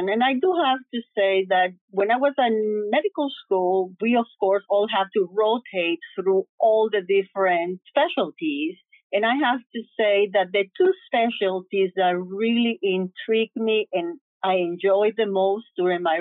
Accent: New York City, New York, United States; then of course I grew up in New York City. I went to City College, Albert Einstein in the Bronx. I got my residency there.

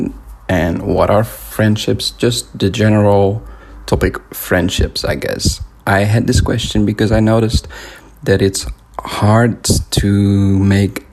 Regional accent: Netherlands; moved away as an adult; now in Lisbon, Portugal; from the Netherlands. I am 28 years old, and I'm a photographer, and I moved to Portugal, Lisbon, like 3 years ago

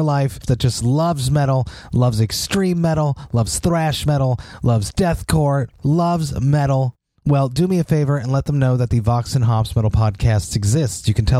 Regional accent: Montreal, Quebec, Canada; my hometown, Montreal

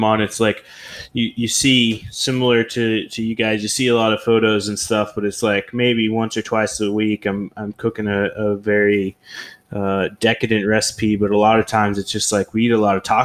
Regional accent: Oklahoma, United States; moved away as an adult; So I'm originally from Oklahoma, and I moved away from there when I was like 18 years old.

